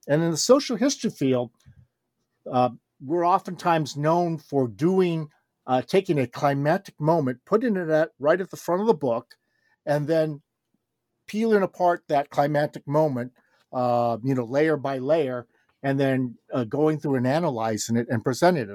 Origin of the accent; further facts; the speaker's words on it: Los Angeles, California, United States; moved away as an adult; also born or lived in Japan / Kyoto, Japan / New Haven, Connecticut; I was, uh, born and raised in Los Angeles, California, grew up there my whole life